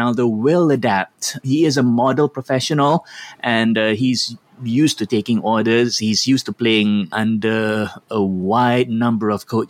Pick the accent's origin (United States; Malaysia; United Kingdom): Malaysia; we Malaysians